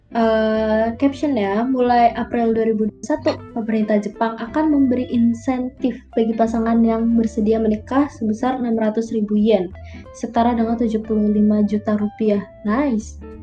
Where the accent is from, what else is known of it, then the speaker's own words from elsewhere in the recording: Indonesia; kita besar di Indonesia